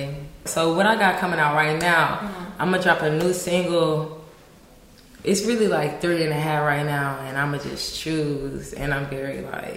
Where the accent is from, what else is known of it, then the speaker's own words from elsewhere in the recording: Augusta, Georgia, United States; now in Los Angeles, United States; I'm from Augusta, Georgia